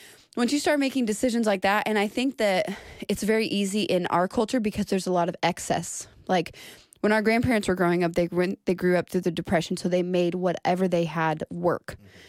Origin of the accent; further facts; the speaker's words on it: Duncanville, Texas, United States; I grew up in Duncanville.